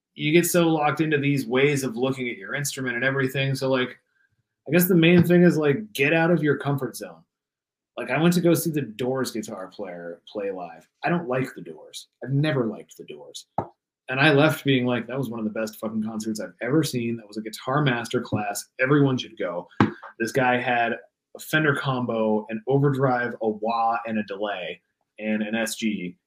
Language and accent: English; Pennsylvania, United States; also born or lived in Washington; now in Los Angeles, United States; kicked it in Pittsburgh for a couple days. Like got sick of my hometown, went to Pittsburgh